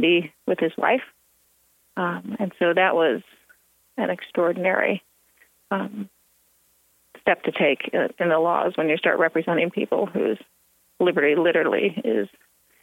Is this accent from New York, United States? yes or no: no; Illinois, United States; moved away; a Midwestern phrase because I'm from Illinois